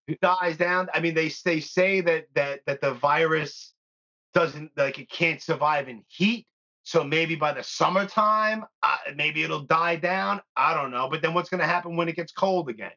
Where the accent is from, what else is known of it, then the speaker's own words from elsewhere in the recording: New York, United States; I'm born and raised in New York